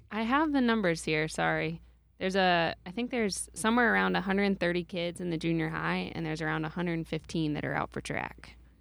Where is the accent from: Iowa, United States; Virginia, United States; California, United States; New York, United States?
Iowa, United States; New Hartford; I grew up in New Hartford, and then I went to school in New Hartford